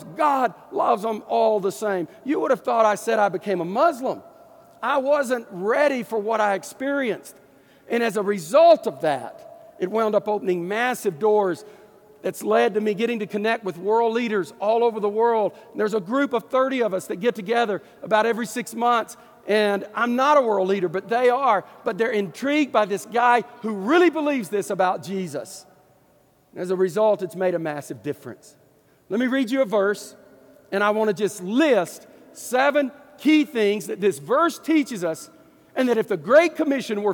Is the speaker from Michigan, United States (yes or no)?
no; Deep East Texas, United States; I'm from Deep East Texas